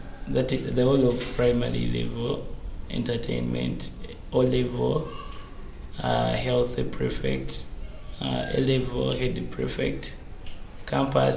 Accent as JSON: {"language": "English", "country": "Uganda"}